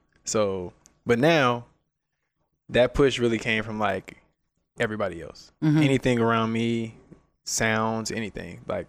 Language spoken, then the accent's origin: English; Atlanta, Georgia, United States; moved away as an adult; now in Las Vegas, United States; I'm from Atlanta. I moved here 5 years ago.